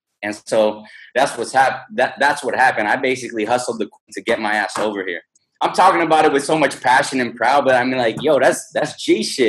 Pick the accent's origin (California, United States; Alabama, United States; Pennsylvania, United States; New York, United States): California, United States; So when I was in California, I'm from the Silicon Valley.